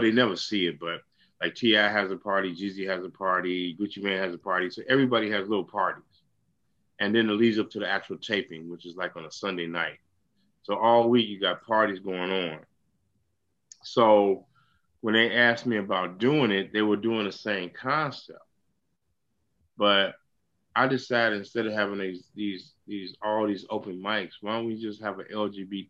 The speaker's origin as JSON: {"language": "English", "town": "Chicago", "region": "Illinois", "country": "United States", "moved": "as an adult", "lives_now": "Atlanta, United States", "said": "I'm originally from Chicago, and I've been living in Atlanta for the last 10 years"}